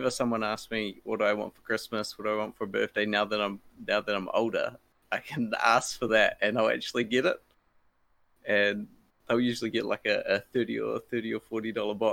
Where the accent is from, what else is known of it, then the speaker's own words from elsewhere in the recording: Wellington, New Zealand; born there; And I was born in Wellington, New Zealand.